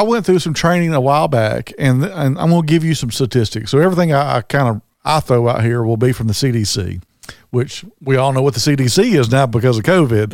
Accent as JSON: {"language": "English", "region": "Southern", "country": "United States", "also_born_or_lived": "Birmingham, Alabama", "accent": "Southern", "said": "my Southern accent."}